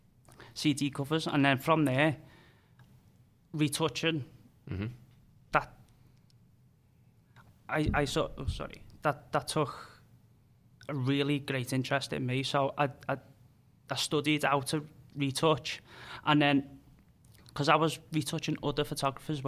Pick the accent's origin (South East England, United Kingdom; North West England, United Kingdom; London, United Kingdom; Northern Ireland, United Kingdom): North West England, United Kingdom; Liverpool; accent: Scouse; Liverpool. If you can't tell by my accent.